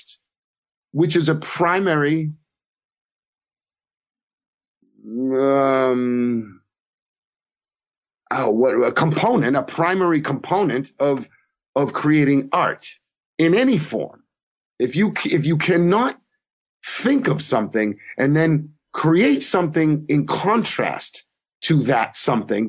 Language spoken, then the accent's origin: English; Massachusetts, United States; also born or lived in Providence, Rhode Island; I grew up in Massachusetts